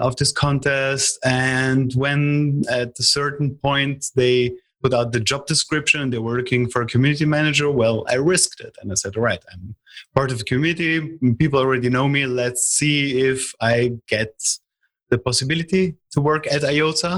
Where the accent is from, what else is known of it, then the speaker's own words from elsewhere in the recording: Italy; I am from Italy.